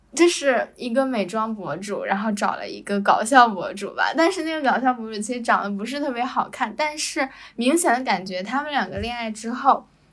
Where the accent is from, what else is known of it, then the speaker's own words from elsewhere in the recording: China; moved away as an adult; now in Malaysia; 中国男生有的时候，就是我们同，同样生长在一个环境